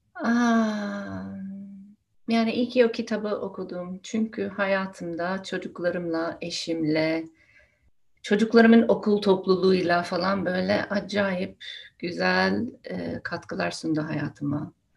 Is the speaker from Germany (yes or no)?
no; United States; first language English; Turkish is a second language; moved away as an adult; now in Turkey; aslında Amerika'da doğdum, büyüdüm. Ana dilim İngilizce. Şimdi burada Türkiye'de yaşıyorum